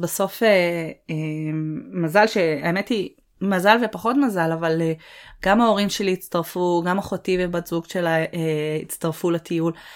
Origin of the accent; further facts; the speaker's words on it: Northern Israel, Israel; moved away as an adult; אני צפונית